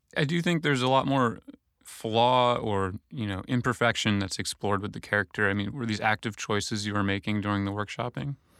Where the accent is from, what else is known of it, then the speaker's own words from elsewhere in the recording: Michigan, United States; my time in Michigan as a young boy